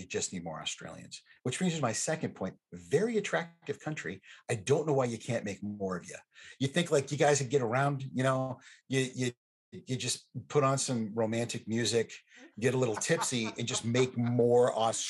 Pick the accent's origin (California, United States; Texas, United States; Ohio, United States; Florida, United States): Texas, United States; I grew up in Texas.